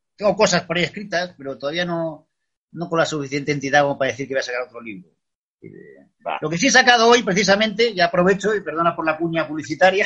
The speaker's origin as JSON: {"language": "Spanish", "region": "Extremadura", "country": "Spain", "also_born_or_lived": "Madrid", "moved": "as an adult", "said": "he vuelto lo que es la tierra, mi tierra, que es Extremadura"}